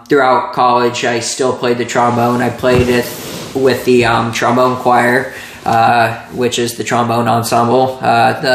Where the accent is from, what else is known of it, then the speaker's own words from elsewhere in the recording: Plano, Texas, United States; moved away as an adult; also born or lived in Arizona; growing up in Plano